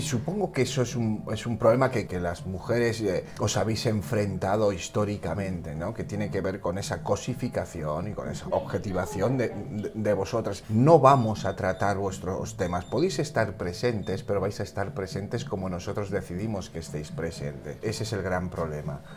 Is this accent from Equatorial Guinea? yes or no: yes; Equatorial Guinea; now in Spain; los dos somos ecuatoguineanos, nuestros padres se formaron aquí